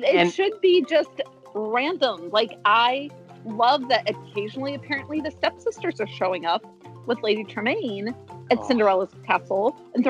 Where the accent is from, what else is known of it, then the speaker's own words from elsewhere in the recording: West Coast, United States; moved away; I grew up on the West Coast more